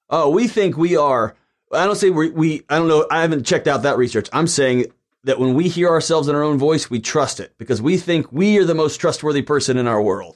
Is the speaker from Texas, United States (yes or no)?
yes; Houston, Texas, United States; also born or lived in Lubbock, Texas; I'm a Texan who grew up in Houston